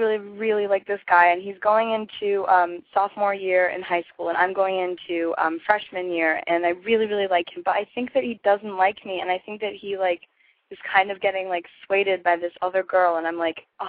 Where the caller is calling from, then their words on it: Los Angeles, California, United States; from, 2 weeks ago, and I'm calling from Los Angeles.